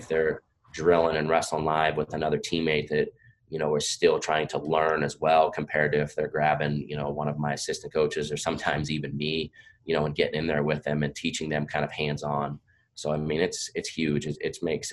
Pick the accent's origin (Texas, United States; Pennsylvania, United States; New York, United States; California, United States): Pennsylvania, United States; moved away as an adult; now in Virginia, United States; I'm from Pennsylvania. I grew up there